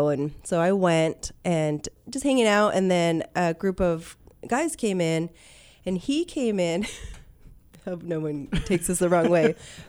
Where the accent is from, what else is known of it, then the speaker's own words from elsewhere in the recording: Ventura County, California, United States; moved away as an adult; also born or lived in Port Hueneme / El Rio; now in Arizona, United States; I'm born and raised in Ventura County.